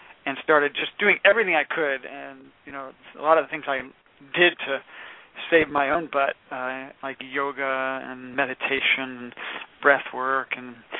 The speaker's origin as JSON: {"language": "English", "town": "San Francisco", "region": "California", "country": "United States", "tie": "born or raised there", "said": "I am from San Francisco"}